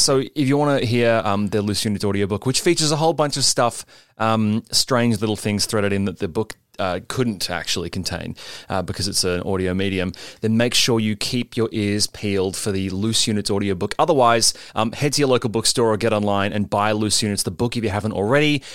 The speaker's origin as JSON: {"language": "English", "town": "Sydney", "region": "New South Wales", "country": "Australia", "tie": "born or raised there", "moved": "yes", "lives_now": "Melbourne, Australia", "said": "I was raised in Sydney by good parents"}